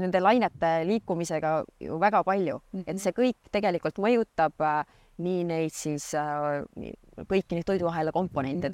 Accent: Saare County, Estonia; also born or lived in Tartu; mina olen tegelikult põline saarlane

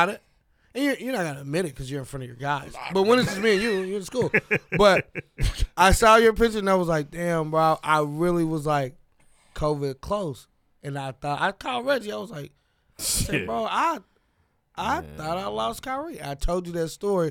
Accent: St. Louis, Missouri, United States; moved away; I'm from St. Louis originally

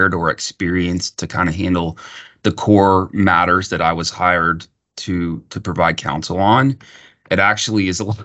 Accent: Austin, Texas, United States; also born or lived in Houston, Texas; I grew up in Texas. I've always lived in Texas

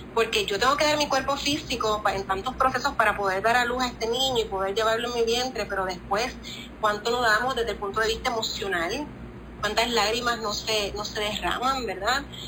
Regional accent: Cuba; somos cubanas.

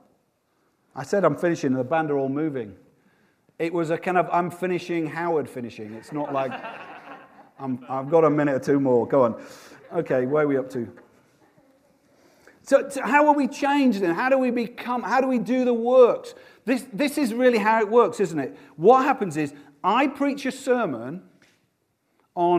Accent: Yorkshire and the Humber, United Kingdom; I'm from Yorkshire

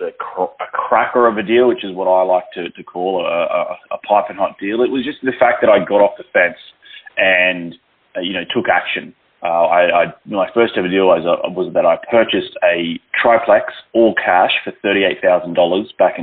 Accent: Australia; moved away as an adult; now in Los Angeles, United States; I have a weird accent. I'm originally from Australia. And the reason I moved to the United States back in 2012 was for love

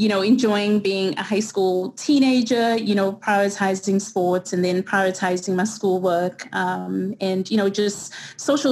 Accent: Durban, KwaZulu-Natal, South Africa; first language English; moved away as an adult; also born or lived in Wentworth, Durban; now in New York, United States; born and raised in Durban, South Africa

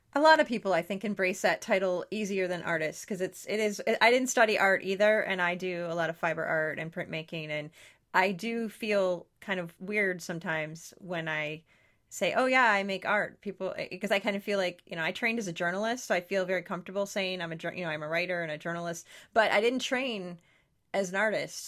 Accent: near Detroit, Michigan, United States; I grew up 20 minutes from Detroit, uh, Detroit

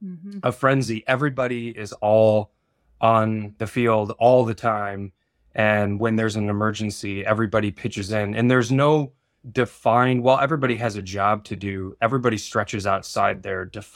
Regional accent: Midwest, United States; I was born and raised sort of in the Rust Belt in the Midwest. My father worked at a steel mill

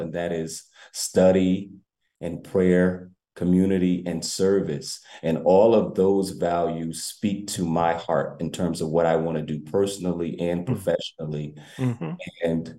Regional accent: New Haven, Connecticut, United States; I am a homegrown New Havenite. I grew up in the New Hopeville area

